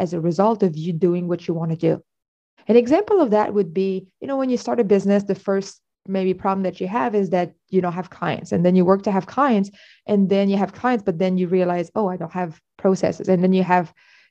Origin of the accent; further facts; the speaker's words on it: Canada; I'm Canadian.